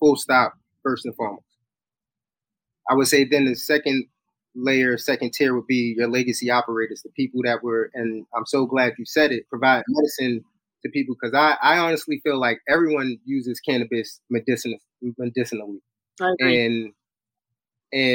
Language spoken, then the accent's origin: English; New York City, New York, United States; My neighborhood, I grew up in Brownsville